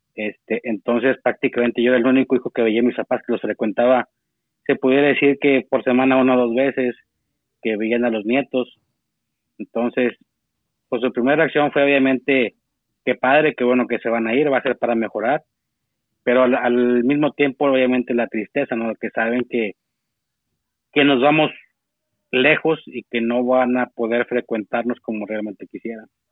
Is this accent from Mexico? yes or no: yes; Saltillo, Coahuila, Mexico; yo soy de, Saltillo, Coahuila, este, norte de México.